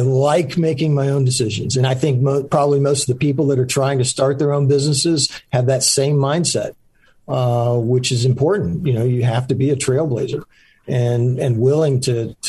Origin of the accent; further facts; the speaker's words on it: Central Florida, United States; also born or lived in Charleston, South Carolina / Winter Park, Florida / Longwood, Florida; pretty much grew up in Florida, in Central Florida